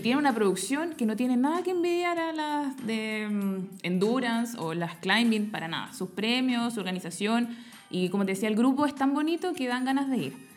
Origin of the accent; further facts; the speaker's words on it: Los Andes, Valparaíso, Chile; yo volví a Los Andes, que es donde yo soy, mi pueblo natal